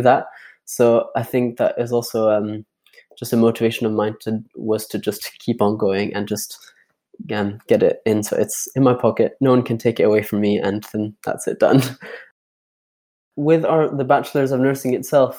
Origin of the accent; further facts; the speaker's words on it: Geneva, Switzerland; now in Edinburgh, United Kingdom; I'm originally from Geneva in Switzerland, living in Edinburgh just now.